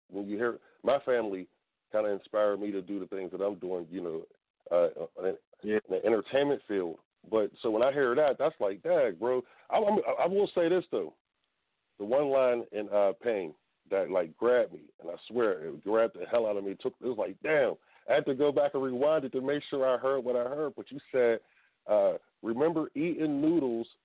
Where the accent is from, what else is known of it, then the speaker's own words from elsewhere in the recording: Tampa, Florida, United States; now in Atlanta, United States; I'm from Tampa. Born and raised.